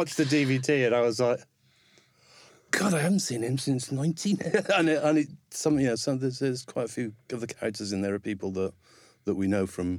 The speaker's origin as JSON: {"language": "English", "town": "Newport", "region": "Wales", "country": "United Kingdom", "said": "I'm from Newport in South Wales. Uh-huh. It's the third largest city in Wales, but it's still not very big."}